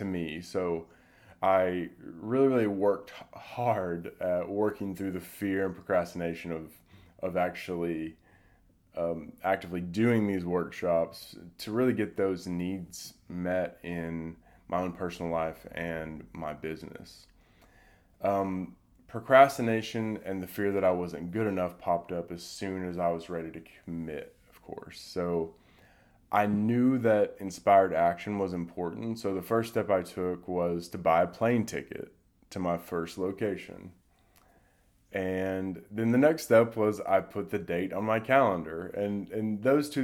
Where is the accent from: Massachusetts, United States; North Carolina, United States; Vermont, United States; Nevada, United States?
North Carolina, United States; Durham; my hometown, Durham, North Carolina